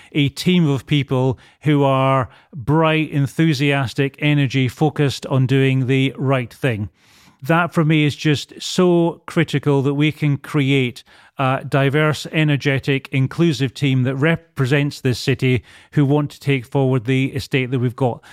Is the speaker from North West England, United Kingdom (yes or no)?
no; Edinburgh, Scotland, United Kingdom; accent: Scottish; moved away as an adult; also born or lived in Bristol; now in London, United Kingdom; Grew up in Edinburgh. Spent first 25 years of my life there.